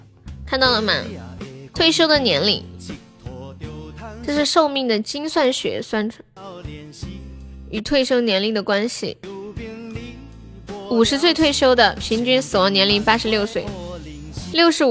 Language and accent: Chinese; Dalian, Liaoning, China; 你是东北哪里的？我是大连的